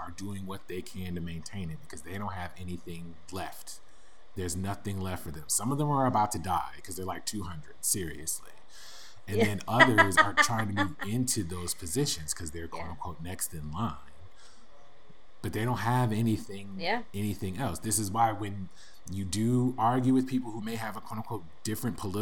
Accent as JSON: {"language": "English", "country": "United States", "said": "I am an American"}